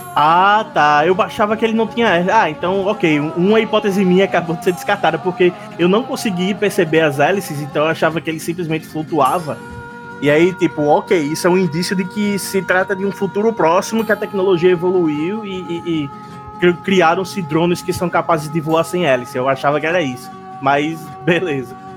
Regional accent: Natal, Rio Grande do Norte, Brazil; nós três aqui somos de Natal, Rio Grande do Norte

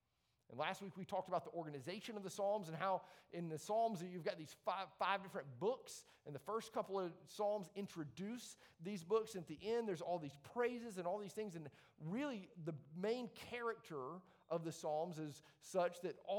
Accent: Leeds, Yorkshire and the Humber, United Kingdom; I grew up in Leeds, by the way, right? I'm not like wonder of the world material here.

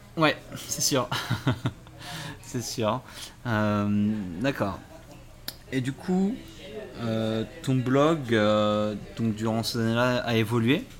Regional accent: France; je suis français

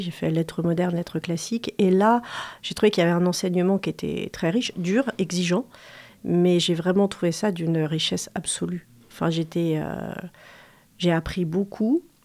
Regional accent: Angers, Pays de la Loire, France; je suis née à, Angers, c'est très banal

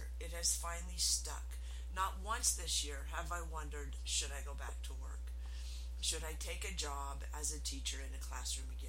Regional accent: Utah, United States; I am from Utah, which is the MLM capital of the world

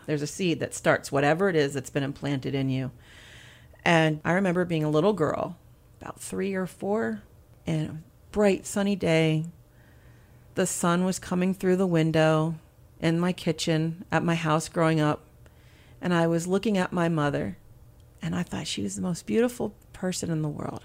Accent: Pennsylvania, United States; moved away as an adult; also born or lived in New York; now in Seaford, Delaware, United States; I'm originally from Pennsylvania

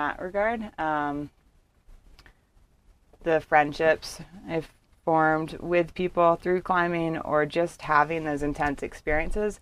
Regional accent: Bethesda, Maryland, United States; also born or lived in Miami, Florida; Big suburb of D.C., so Bethesda, Maryland. Born in Miami.

